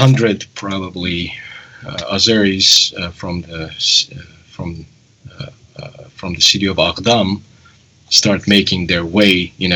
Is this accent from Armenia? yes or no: yes; Gyumri, Shirak, Armenia; my hometown of Gyumri